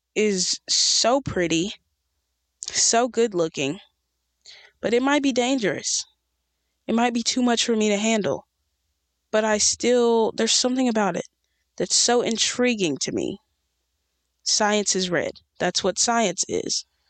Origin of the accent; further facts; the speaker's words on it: United States; in America, in my hometown